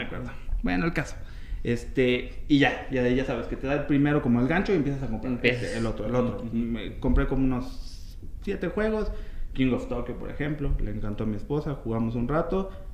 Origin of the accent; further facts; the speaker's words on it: Mexico City, Mexico; also born or lived in Puebla / Guadalajara / Villahermosa; soy de aquí de la Ciudad de México, viví en Puebla, este, en Guadalajara, en Villahermosa